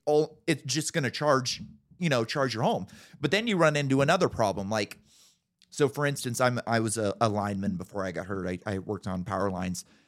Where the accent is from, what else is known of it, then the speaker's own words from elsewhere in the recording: California, United States; I grew up in California